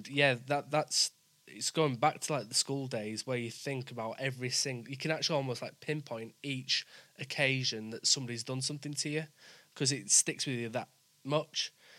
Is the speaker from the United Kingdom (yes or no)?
yes; West Bromwich, West Midlands, United Kingdom; accent: Yorkshire; also born or lived in Leeds / Wakefield / York; because I'm from West Bromwich, moved up to Leeds and then moved around Leeds and Wakefield and then York. So I've got different, like, Yorkshire acce